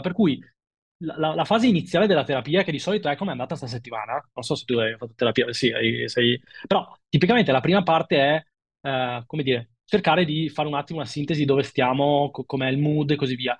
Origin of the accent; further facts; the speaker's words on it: Milan, Lombardy, Italy; da milanese imbruttito